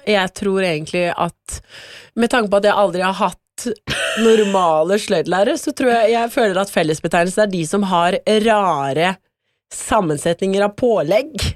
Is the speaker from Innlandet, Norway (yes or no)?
no; Porsgrunn, Telemark, Norway; moved away; Hjemme i Porsgrunn